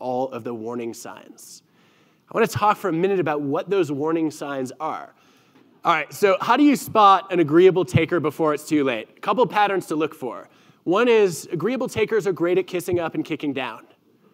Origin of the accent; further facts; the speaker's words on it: Michigan, United States; moved away; growing up in Michigan right near the Canadian border where we actually drove south to get to Canada